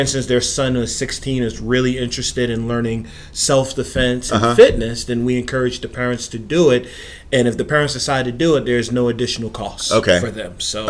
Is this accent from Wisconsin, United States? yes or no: no; Long Island, New York, United States; moved away; I'm originally from Long Island, New York